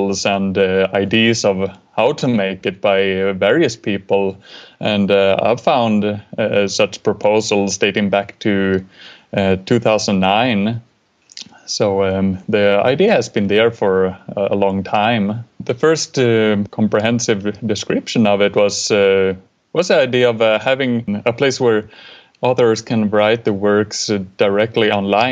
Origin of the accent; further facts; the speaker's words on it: Sweden; I'm from Sweden